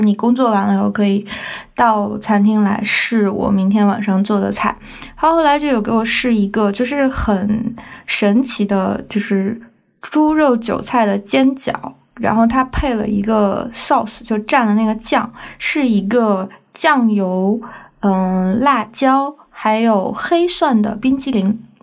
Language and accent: Chinese; China; 我从中国来